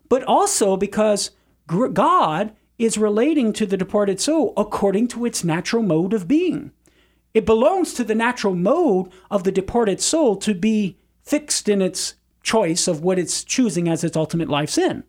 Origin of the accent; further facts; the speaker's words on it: Cajun, Louisiana, United States; as a Cajun